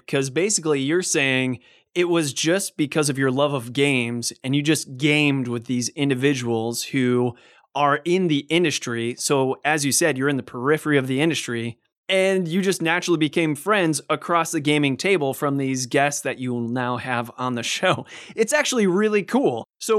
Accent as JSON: {"language": "English", "town": "Cleveland", "region": "Ohio", "country": "United States", "said": "luckily, you and me were in the same time zone because I'm from Cleveland."}